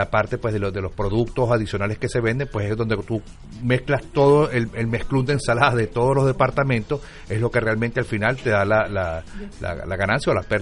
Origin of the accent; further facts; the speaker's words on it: Caracas, Capital District, Venezuela; also born or lived in Cumaná; now in United States; yo soy de Caracas